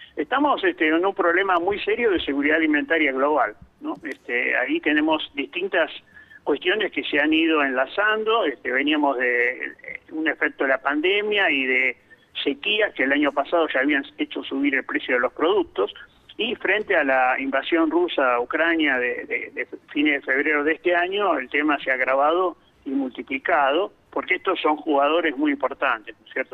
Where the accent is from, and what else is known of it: Argentina